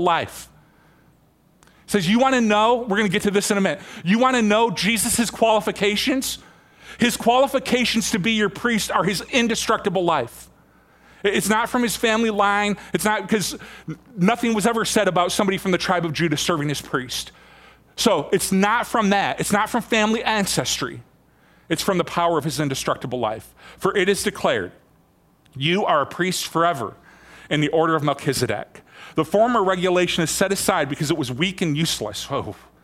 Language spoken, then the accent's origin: English; Michigan, United States; moved away; I've been coming back and forth from Michigan quite a bit. And I've been in my hometown quite a bit, helping my dad out